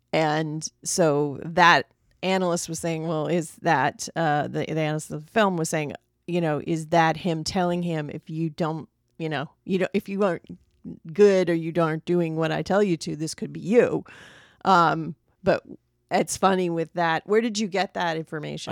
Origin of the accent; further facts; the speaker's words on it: United States; we as American audiences